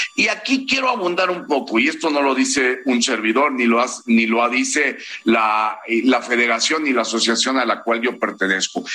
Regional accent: Mexico; como pilotos mexicanos

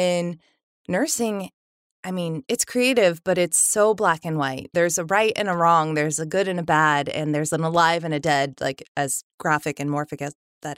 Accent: Sacramento, California, United States; We moved around a little bit when I was young, and then we ended up in Sacramento. So I grew up mostly in Sacramento

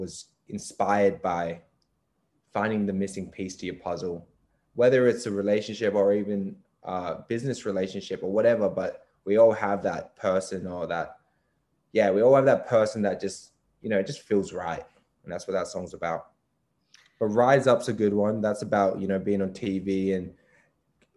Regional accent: Perth, Western Australia, Australia; that's my hometown

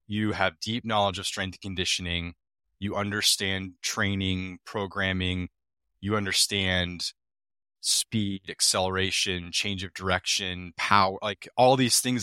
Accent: Iowa, United States; I'm from Iowa

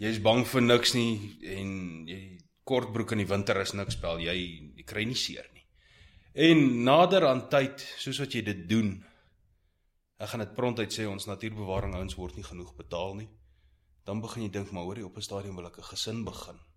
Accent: Pretoria, Gauteng, South Africa; also born or lived in Heidelberg; Heidelberg gebore, Pretoria groot geword.

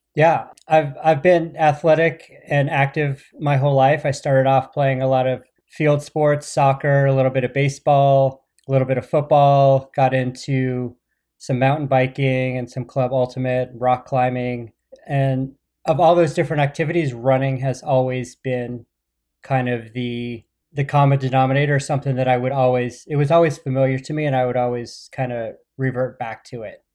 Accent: Phoenix, Arizona, United States; moved away; I grew up in Phoenix

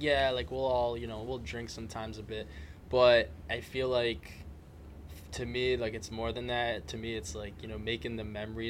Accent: Taunton, Massachusetts, United States; I'm from Taunton.

